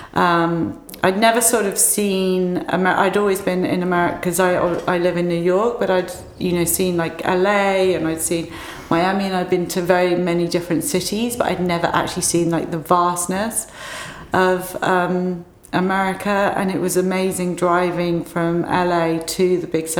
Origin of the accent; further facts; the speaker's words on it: Cambridgeshire, East of England, United Kingdom; I grew up in Cambridgeshire.